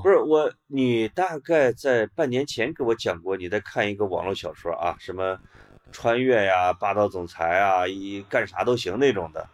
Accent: Puyang, Henan, China; moved away; 我还是小普州的孩子

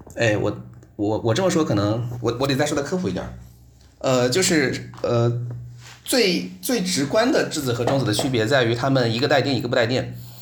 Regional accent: Nanjing, Jiangsu, China; moved away as an adult; also born or lived in Xi'an; now in Darmstadt, Germany; 高考的时候我是南京人

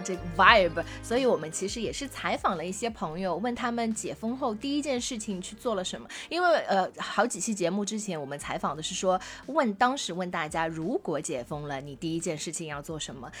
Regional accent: Shanghai, China; 如果你是从小在上海长大

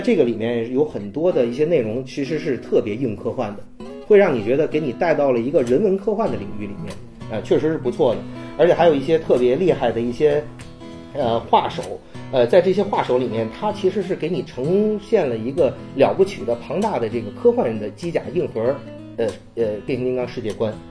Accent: northern China, China; 作为一个北方人

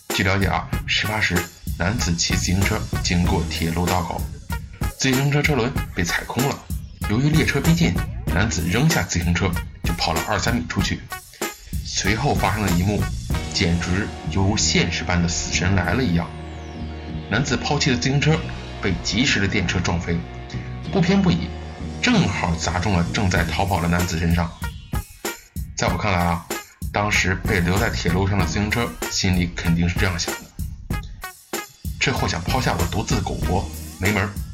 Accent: China; 作为中国人，见多了你就习惯了

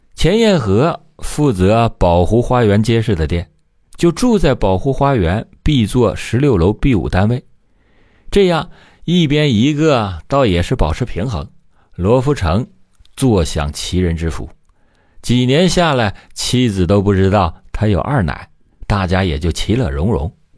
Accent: China; 咱们内地

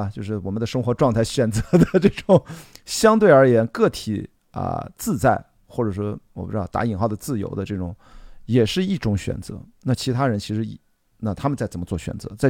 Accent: China; 这种未卜不是说咱作为中国人在这儿，呃，焦虑

